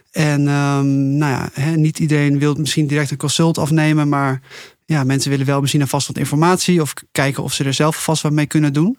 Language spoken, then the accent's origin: Dutch; Netherlands; ik kom uit Nederland. Ik ben dit land heel erg gewend.